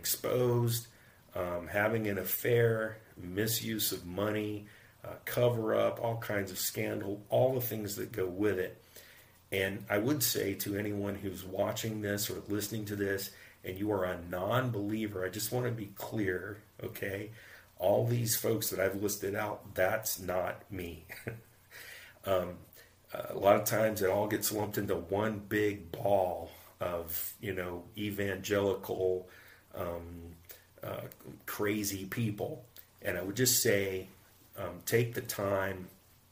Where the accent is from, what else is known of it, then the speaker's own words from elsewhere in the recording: United States; I'm American.